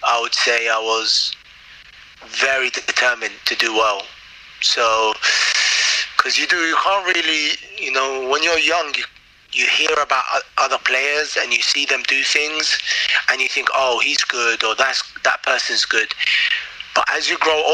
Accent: London, United Kingdom; also born or lived in Baghdad, Iraq; in your own sort of natural habitat where I grew up, like London.

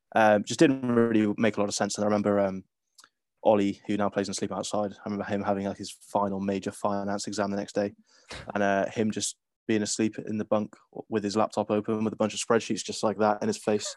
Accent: Cardiff, Wales, United Kingdom; growing up in Cardiff

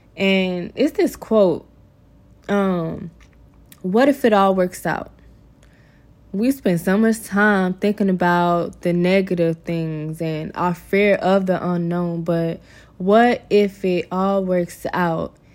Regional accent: Georgia, United States; moved away as an adult; I'll be moving back to my hometown in Georgia

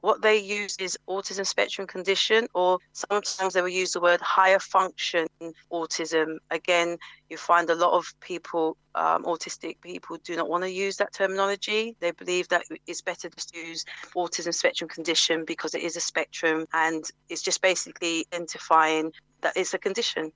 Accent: Mitcham, London, United Kingdom; I grew up in Mitcham

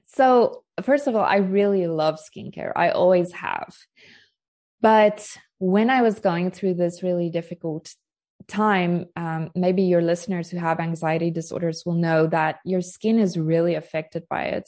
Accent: South Africa; moved away as an adult; now in Portugal; I'm joining you from Portugal, but I am South African. I've only been living in Portugal for three and a half years.

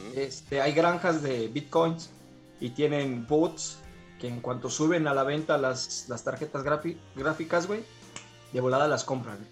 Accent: Tlaxcala, Mexico

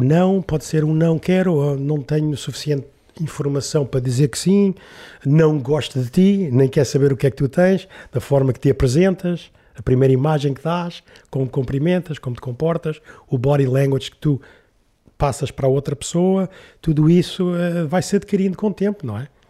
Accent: Lisbon, Portugal; eu nasci em Lisboa ali na, e vivi ali na, em Alvalade, ao pé do Campo Grande

